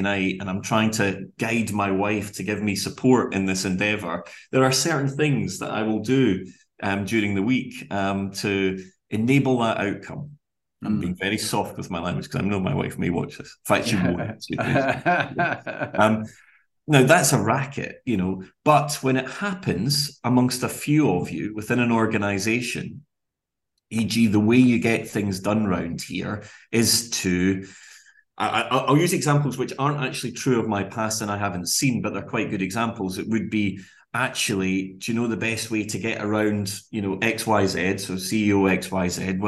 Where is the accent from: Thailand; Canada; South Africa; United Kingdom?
United Kingdom; Glasgow, Scotland; We grew up relatively humbly in Glasgow, latterly though less so in the suburbs of Glasgow